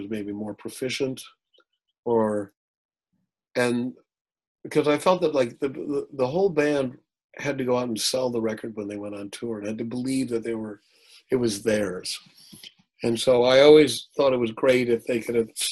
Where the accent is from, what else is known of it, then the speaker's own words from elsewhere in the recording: Milwaukee, Wisconsin, United States; I was from Milwaukee